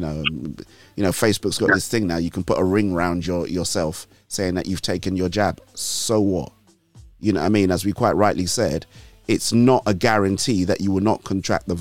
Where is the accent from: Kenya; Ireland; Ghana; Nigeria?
Nigeria; moved away; I grew up with him in Nigeria